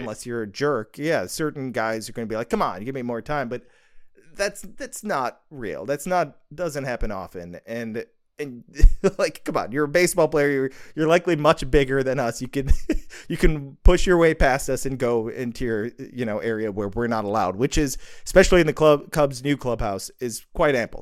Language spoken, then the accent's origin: English; Libertyville, Illinois, United States; I was born in Libertyville, Illinois in nineteen eighty. So, I grew up there all my life